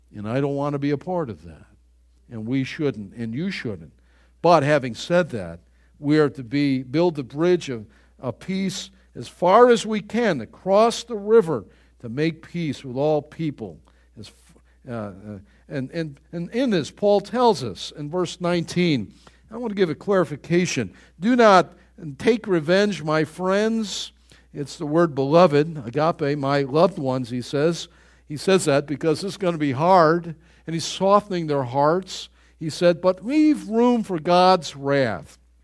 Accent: Buffalo, New York, United States; growing up in Greater Buffalo, New York

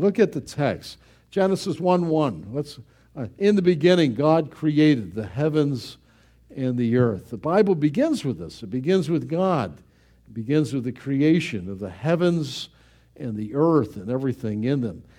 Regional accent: Buffalo, New York, United States; moved away; Growing up in Buffalo, it rained every day.

